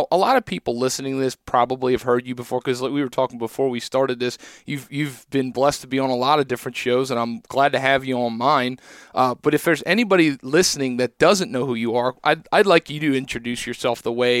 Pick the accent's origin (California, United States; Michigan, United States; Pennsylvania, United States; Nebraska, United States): Pennsylvania, United States; Like I'm from Southeast Pennsylvania. We have, ridge, plateau, valley.